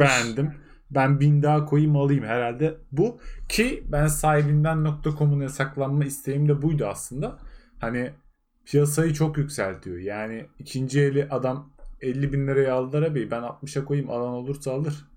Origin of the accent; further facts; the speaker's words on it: Ardahan, Turkey; ben Ardahanlıyım